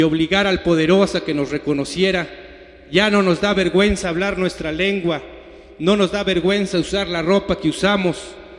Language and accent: Spanish; Mexico; siempre dijimos que éramos mexicanos, somos mexicanos